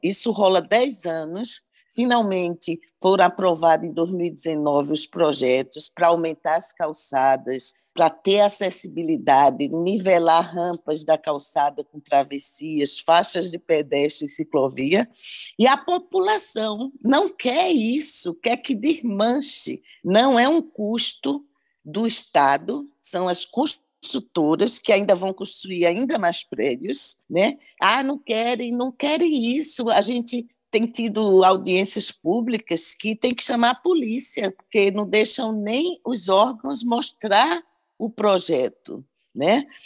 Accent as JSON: {"language": "Portuguese", "town": "Recife", "region": "Pernambuco", "country": "Brazil", "tie": "born or raised there", "moved": "yes", "said": "Recife é minha terra"}